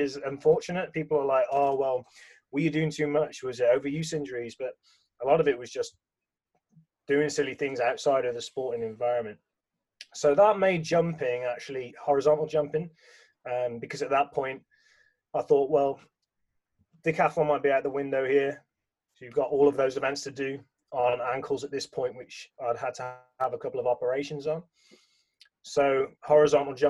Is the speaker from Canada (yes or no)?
no; England, United Kingdom; growing up in England